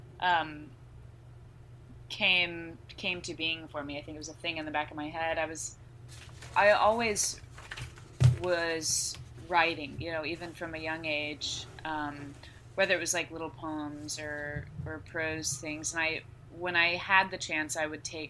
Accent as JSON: {"language": "English", "region": "Texas", "country": "United States", "tie": "born or raised there", "said": "to have grown up in this city."}